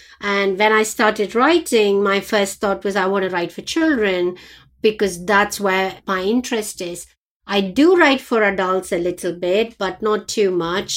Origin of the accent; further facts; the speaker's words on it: India; moved away; when I was growing up in India